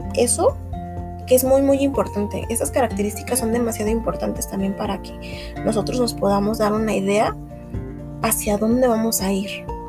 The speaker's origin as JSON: {"language": "Spanish", "country": "Mexico", "said": "somos mexicanos"}